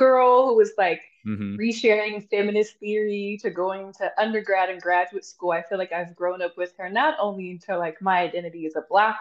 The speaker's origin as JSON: {"language": "English", "region": "Texas", "country": "United States", "accent": "thick"}